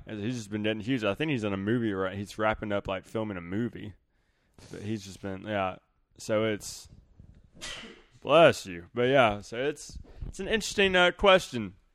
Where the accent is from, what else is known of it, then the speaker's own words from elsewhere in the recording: the South, United States; growing up in the South.